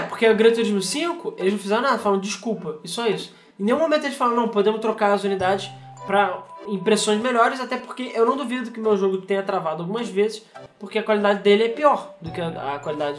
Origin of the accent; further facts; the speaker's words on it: Rio de Janeiro, Brazil; a gente é do Rio